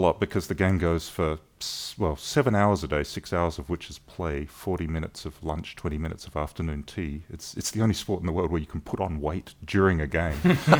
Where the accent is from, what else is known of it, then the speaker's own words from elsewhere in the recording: Adelaide, South Australia, Australia; moved away as an adult; now in Southern California, United States; So I was born and raised in Adelaide in South Australia.